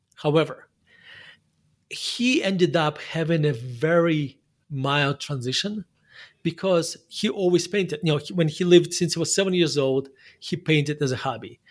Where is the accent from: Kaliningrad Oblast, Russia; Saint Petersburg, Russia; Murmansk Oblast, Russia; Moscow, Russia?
Murmansk Oblast, Russia; Murmansk; English is a second language; moved away as an adult; now in United States; spent my, the first eighteen years of my life in Murmansk.